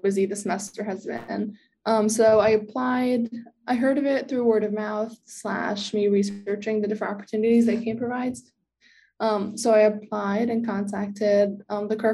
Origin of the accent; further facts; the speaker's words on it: West Orange, New Jersey, United States; I am from West Orange, not far from here